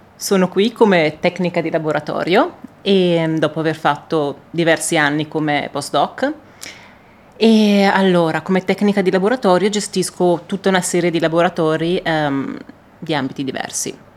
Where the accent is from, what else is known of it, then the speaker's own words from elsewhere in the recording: Italy; all'Italia, al mio paese